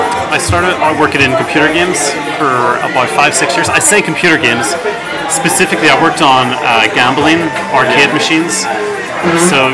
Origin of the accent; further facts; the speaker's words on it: Belfast, Northern Ireland, United Kingdom; moved away as an adult; also born or lived in York / London; now in Paris, France; From the north of Ireland, from Belfast.